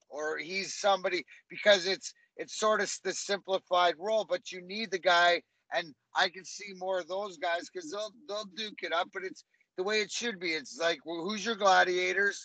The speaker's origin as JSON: {"language": "English", "town": "Leamington", "region": "Ontario", "country": "Canada", "tie": "born or raised there", "said": "I grew up in Leamington, Ontario, which is a melting pot"}